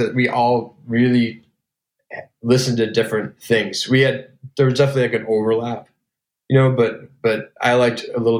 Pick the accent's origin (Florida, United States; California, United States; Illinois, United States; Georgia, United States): Illinois, United States; Elgin; I grew up in Elgin, Illinois, which is about 35 miles outside of downtown Chicago.